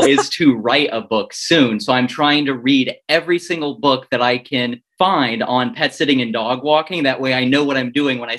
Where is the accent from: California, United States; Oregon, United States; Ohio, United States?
Oregon, United States; moved away as an adult; now in Florida, United States; I moved to Florida from Oregon, and I grew up with dogs, and I had a Jack Russell growing up, and his name was Skip.